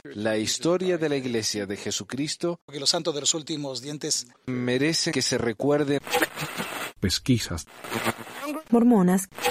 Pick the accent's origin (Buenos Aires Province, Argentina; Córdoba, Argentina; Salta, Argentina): Córdoba, Argentina; accent: Cordobés; moved away as an adult; also born or lived in Provo, Utah; now in United States; Obvio que tengo acento cordobés, soy de Córdoba. Y estoy acá hace 20 años en este país.